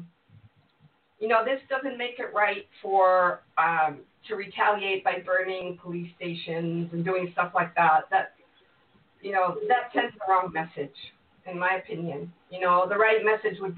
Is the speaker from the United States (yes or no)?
no; Mexico; moved away; I was raised in Mexico